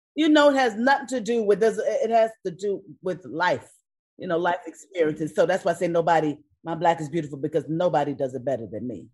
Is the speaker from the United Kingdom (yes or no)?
no; New York, United States; now in California, United States; I'm from New York